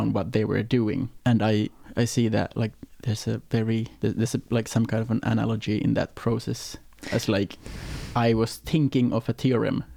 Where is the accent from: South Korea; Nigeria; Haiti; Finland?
Finland; Äänekoski, Central Finland; also born or lived in Gothenburg, Sweden; now in Denmark; I'm Finnish. Finland, from a town called Äänekoski